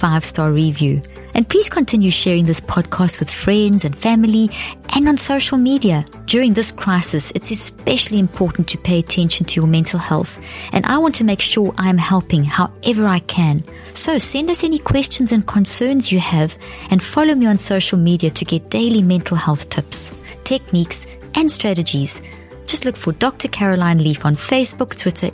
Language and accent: English; South Africa; I grew up in South Africa under the British system